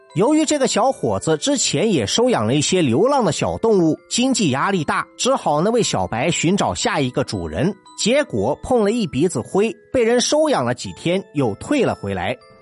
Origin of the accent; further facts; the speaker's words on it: China; 作为一个土生土长的中国人